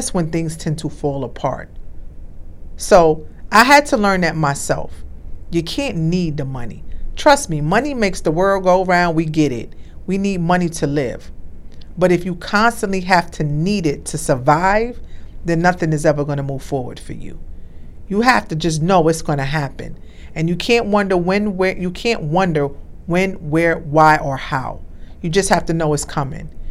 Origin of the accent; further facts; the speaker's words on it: New York, United States; moved away; I'm from New York